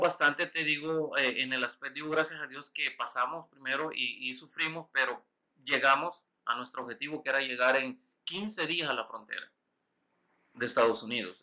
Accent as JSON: {"language": "Spanish", "region": "Usulután", "country": "El Salvador", "tie": "born or raised there", "also_born_or_lived": "Winchester", "moved": "yes", "said": "yo nací en San Salvador, pero nací en un pueblito que se llama Usulután."}